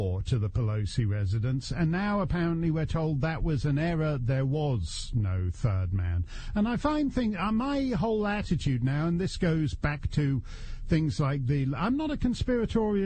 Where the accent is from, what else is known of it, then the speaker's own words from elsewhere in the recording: Canada; now in United States; as a Canadian... who's way overstayed in the United States